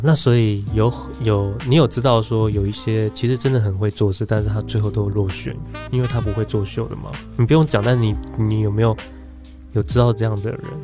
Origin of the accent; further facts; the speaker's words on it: Taiwan; 我们台湾人